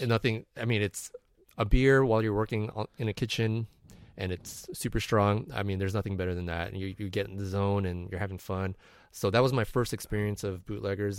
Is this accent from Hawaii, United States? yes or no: no; San Diego, California, United States; moved away; out of San Diego, my hometown.